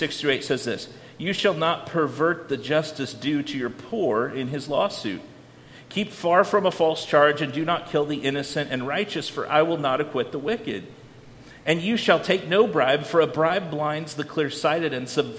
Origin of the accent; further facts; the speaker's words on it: Iowa, United States; I didn't grow up on a farm even though I grew up in Iowa